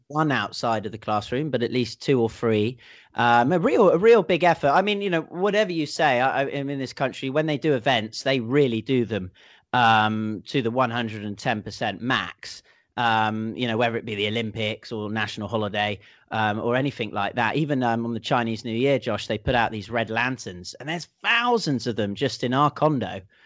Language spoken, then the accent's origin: English; England, United Kingdom; moved away; If it could only be like this every year in England, I might just never have left.